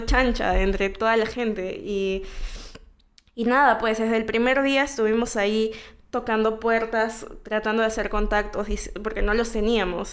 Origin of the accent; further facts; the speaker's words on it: Callao, Peru; first language Spanish; nací en el Callao eh, el 2 de febrero de 1998.